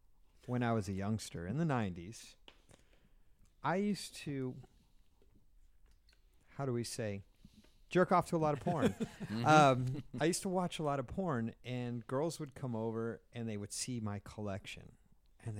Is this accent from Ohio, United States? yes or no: no; Framingham, Massachusetts, United States; I'm from Framingham